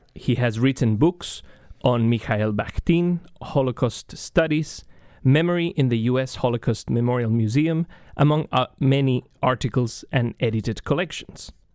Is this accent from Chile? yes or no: yes; Chile; moved away as an adult; now in United States; I am originally from Chile.